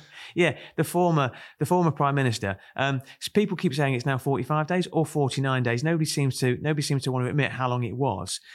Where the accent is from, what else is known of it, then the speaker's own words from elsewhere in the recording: Kent, South East England, United Kingdom; now in Chorley, United Kingdom; I come from Kent